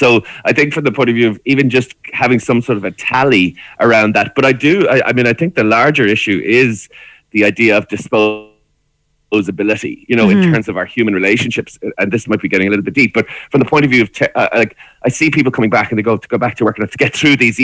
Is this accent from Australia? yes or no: no; Ireland; as Irish people